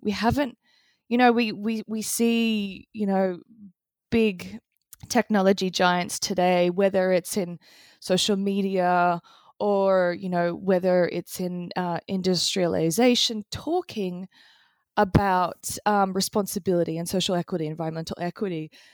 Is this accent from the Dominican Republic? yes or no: no; Australia; I grew up in Australia in the eighties